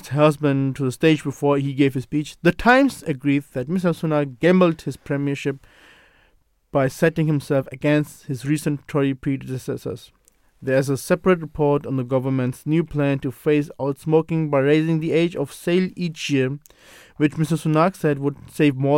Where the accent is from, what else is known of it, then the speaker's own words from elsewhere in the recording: Pakistan; now in United Kingdom; being a Pakistani